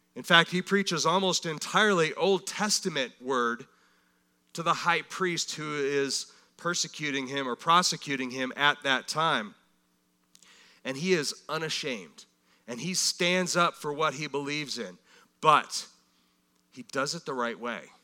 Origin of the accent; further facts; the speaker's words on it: United States